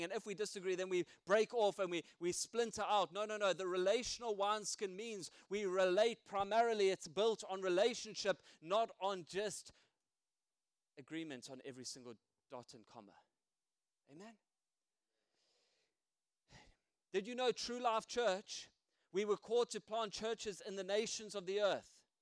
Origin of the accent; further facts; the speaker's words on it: South Africa; now in United Kingdom; I still got my accent